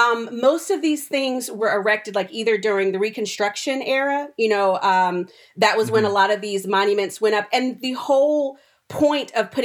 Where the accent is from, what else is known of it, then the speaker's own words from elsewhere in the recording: Maryland, United States; also born or lived in North Carolina; I told you I was born in North Carolina and grew up in Maryland, my family is from South Carolina.